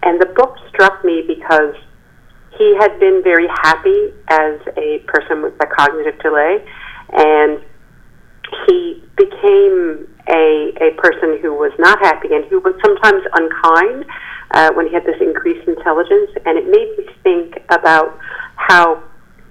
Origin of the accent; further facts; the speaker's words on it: Newfoundland and Labrador, Canada; also born or lived in Halifax, Nova Scotia; I've lived here my whole life except for the 3 years that I went to law school.